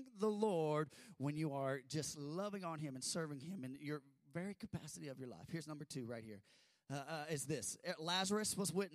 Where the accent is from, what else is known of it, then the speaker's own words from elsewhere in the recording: United States; we're American and we sit up